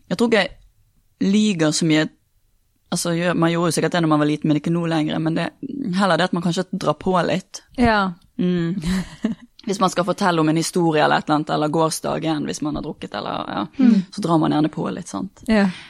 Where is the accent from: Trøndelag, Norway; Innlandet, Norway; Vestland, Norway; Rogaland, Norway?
Vestland, Norway; Bergen; also born or lived in Texas / Ålesund; now in Oslo, Norway; Så jeg er jo fra Bergen, og så har jeg bodd eh, nesten fire år i Texas.